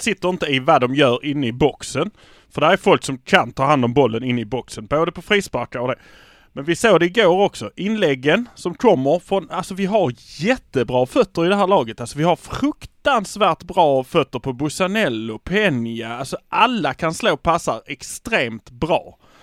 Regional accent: Malmö, Skåne, Sweden; vi är från Malmö

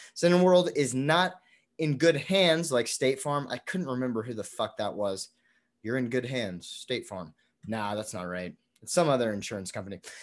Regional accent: United States; being an American

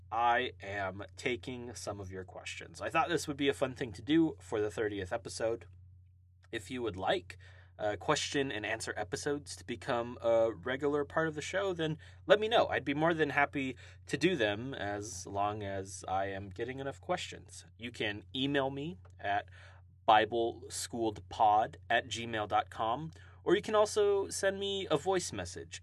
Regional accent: Hawaii, United States; now in Tulsa, United States; I uh, live and reside in Tulsa, Oklahoma now, uh, I was born and raised in Hawaii

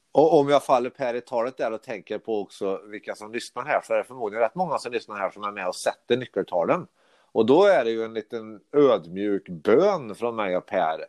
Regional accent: Karlstad, Värmland, Sweden; now in Stockholm, Sweden; jag bor i Stockholm, men jag är från Karlstad

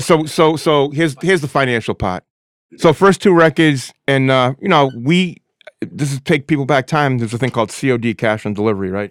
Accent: Lynn, Massachusetts, United States; I'm from Lynn

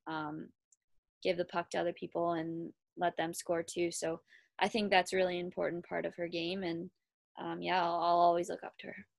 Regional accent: Kitchener, Ontario, Canada; I am from Kitchener, Ontario.

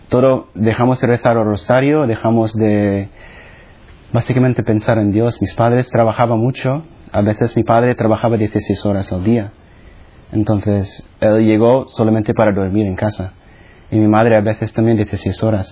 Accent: Philippines; first language Tagalog; Spanish is a second language; moved away; also born or lived in United States; Nací en las Filipinas, que es básicamente el otro lado del mundo, de España

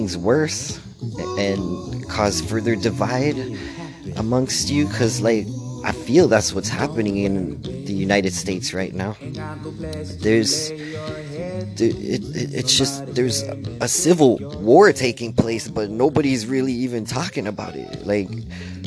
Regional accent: Canada; I'm part Ukrainian, and being Canadian

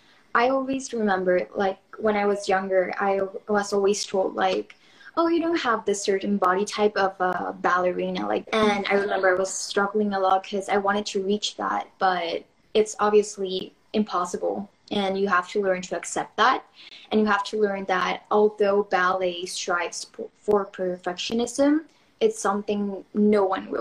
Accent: Mexico; I'm from Mexico.

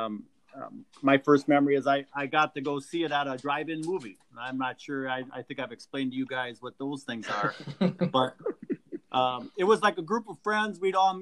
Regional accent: central Wisconsin, United States; I grew up in central Wisconsin

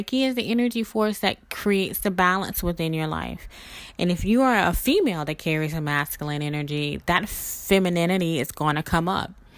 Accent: Mississippi, United States; now in New Orleans, United States; me originally being from Mississippi and living in New Orleans for about 20 years

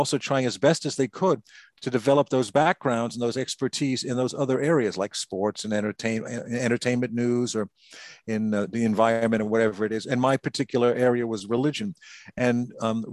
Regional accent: United States; I'm an American.

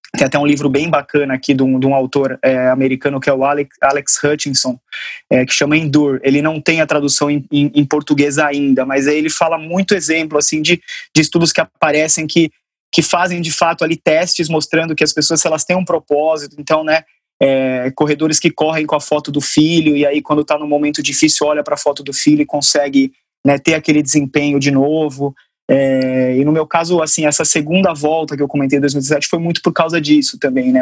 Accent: Sorocaba, São Paulo, Brazil; moved away as an adult; morava em São Paulo, sou de Sorocaba

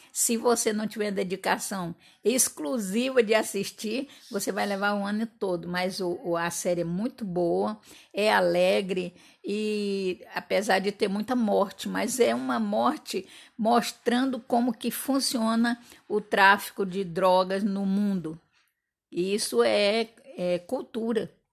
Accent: Fortaleza, Ceará, Brazil; accent: nordestino; now in Campos dos Goytacazes, Brazil; na minha terra, em Fortaleza

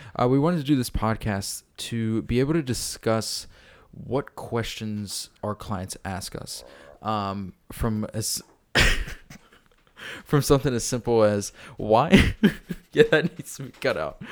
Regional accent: York, Pennsylvania, United States; I grew up in York, uh, currently live in York and work in York

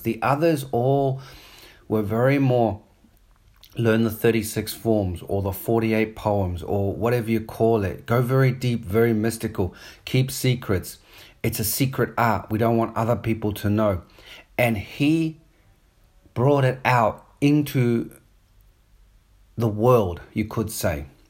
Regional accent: New Zealand; accent: New Zealand; also born or lived in Australia / South Africa; now in Sydney, Australia; I grew up in New Zealand. So, I've got a bit of, sometimes a New Zealand accent coming through

